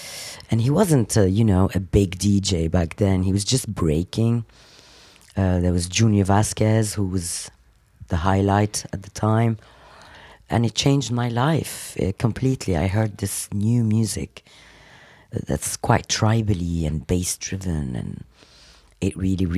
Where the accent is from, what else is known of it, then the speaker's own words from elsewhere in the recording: Lebanon; also born or lived in Africa; now in London, United Kingdom; I was born in Africa. I lived... originally, I'm Lebanese, and now I'm English. London is my home.